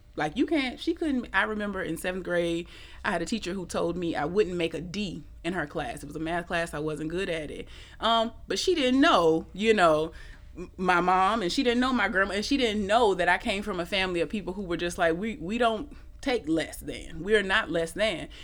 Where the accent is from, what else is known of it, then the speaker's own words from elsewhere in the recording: Atlanta, Georgia, United States; moved away as an adult; now in New Orleans, United States; I'm actually from Atlanta. I came here in 2011